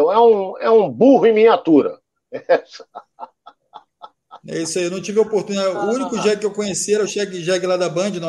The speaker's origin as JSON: {"language": "Portuguese", "town": "Manaus", "region": "Amazonas", "country": "Brazil", "said": "ó, sou de Manaus"}